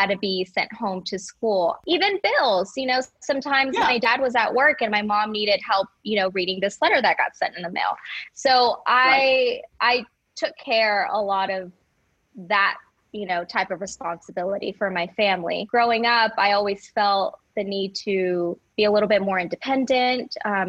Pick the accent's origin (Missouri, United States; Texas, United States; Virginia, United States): Texas, United States; Houston; also born or lived in Monterrey, Mexico / Cypress, Texas; My mom packed her bags and we moved to Houston, Texas. And I was raised here in Houston. We moved to Cypress when I was very young